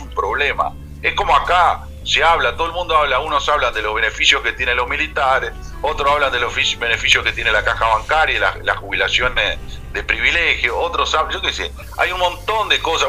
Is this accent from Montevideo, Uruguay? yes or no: no; Maldonado, Uruguay; yo soy de Maldonado